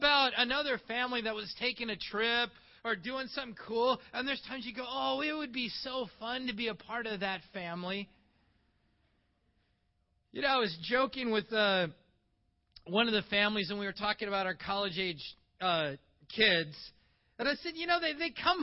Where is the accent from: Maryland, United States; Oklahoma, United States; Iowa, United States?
Iowa, United States; moved away as an adult; also born or lived in Toronto, Canada; I was born in Iowa, so I'm an American